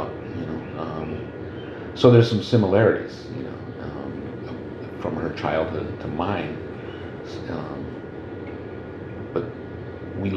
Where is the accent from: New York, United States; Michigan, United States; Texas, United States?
Michigan, United States; Lansing; moved away as an adult; also born or lived in North Dakota (reservation) / Santa Fe; now in Chicago, United States; I essentially finished my growing up in Michigan.